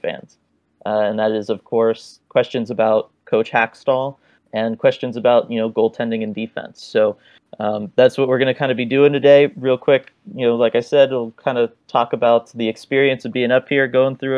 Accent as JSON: {"language": "English", "town": "San Jose", "region": "California", "country": "United States", "tie": "born or raised there", "moved": "yes", "lives_now": "Southern California, United States", "said": "my days growing up in San Jose."}